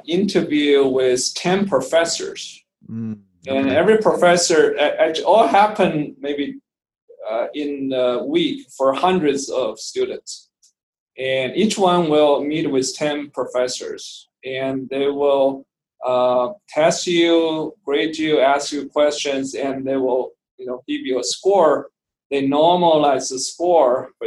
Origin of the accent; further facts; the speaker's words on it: Beijing, China; moved away as an adult; also born or lived in Tucson, Arizona, United States; now in United States; I was born in Beijing, China. I grew up there